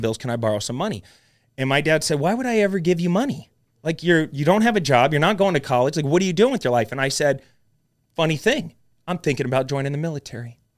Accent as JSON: {"language": "English", "town": "Mesa", "region": "Arizona", "country": "United States", "tie": "born or raised there", "said": "Mesa, Arizona"}